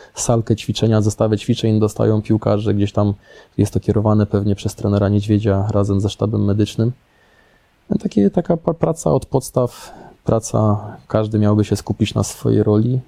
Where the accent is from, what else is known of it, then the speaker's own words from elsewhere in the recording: Łódź, Łódź Voivodeship, Poland; moved away; ja jestem stąd, ja zawsze czułem się związany z Łodzią, ja tutaj chętnie przyjeżdżałem, no i ja się tutaj czuję jak w domu